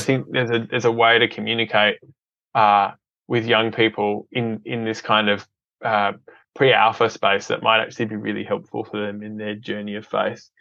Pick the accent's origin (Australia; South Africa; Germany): Australia; Adelaide, South Australia; grew up in Adelaide, um, and uh, it's been home for uh, most